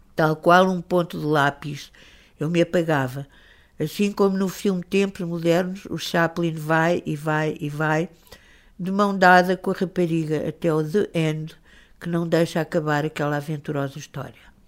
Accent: Lisbon, Portugal; Quem nascesse em, em Lisboa, no, no ambiente onde eu nasci

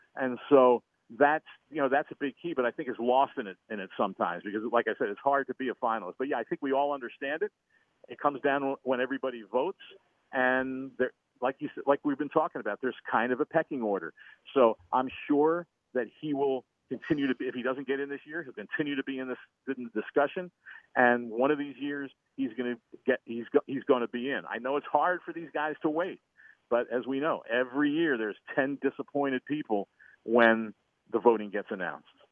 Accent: St. Louis, Missouri, United States; I'm from St. Louis

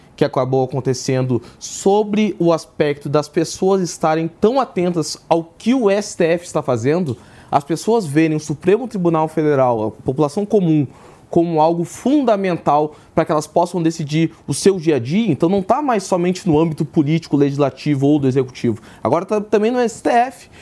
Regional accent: Porto Alegre, Rio Grande do Sul, Brazil; moved away as an adult; now in São Paulo, Brazil; Eu sou de Porto Alegre, Porto Alegre. sou do Rio Grande do Sul

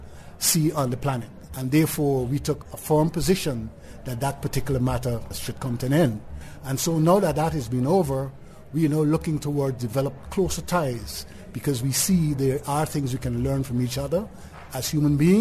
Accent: Guyana; In my neck of the woods, Guyana, we speak English.

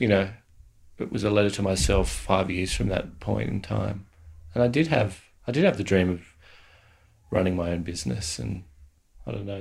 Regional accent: Australia

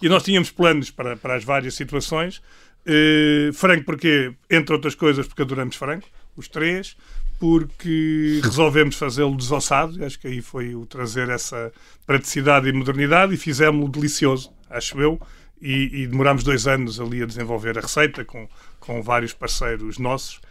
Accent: Lisbon, Portugal; a Rua Zé da Verificação Chaves, que é a rua onde eu nasci

